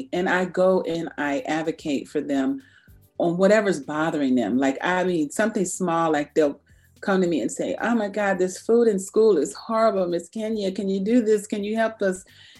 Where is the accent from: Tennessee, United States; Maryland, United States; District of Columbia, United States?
Maryland, United States; I grew up on Andrews Air Force Base, more of my teen years, and I had an awesome, awesome teenage run there at Andrews.